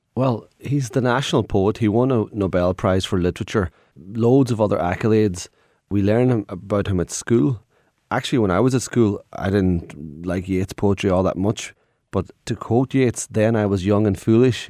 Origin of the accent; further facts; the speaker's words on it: Ireland; growing up in Ireland